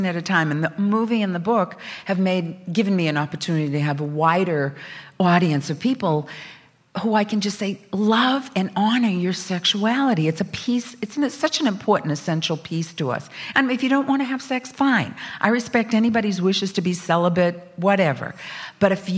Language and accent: English; Salem, Massachusetts, United States; I grew up in Salem, Massachusetts.